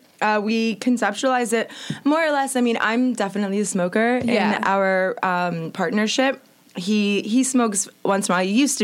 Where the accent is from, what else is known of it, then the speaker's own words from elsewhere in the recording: Tampa, Florida, United States; Tampa, Florida.